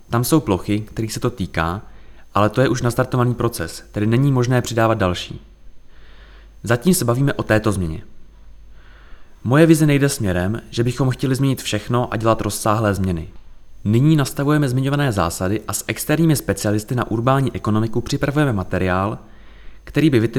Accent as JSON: {"language": "Czech", "region": "Prague", "country": "Czechia", "lives_now": "Řevnice, Czechia", "said": "Dojížděl jsem z Prahy do Hudčic u Březnice, odkud pochází můj otec."}